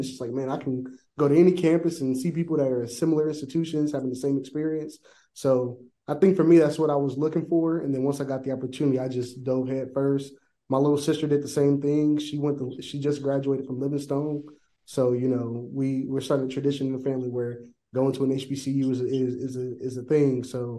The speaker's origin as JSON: {"language": "English", "town": "Columbus", "region": "Ohio", "country": "United States", "tie": "born or raised there", "also_born_or_lived": "Winston-Salem, North Carolina / Pittsburgh, Pennsylvania / Texas", "moved": "as an adult", "lives_now": "Kansas, United States", "said": "So I'm originally from Columbus, Ohio. So I grew up dead smack middle of Columbus, maybe about 10 minutes or so away from Ohio State."}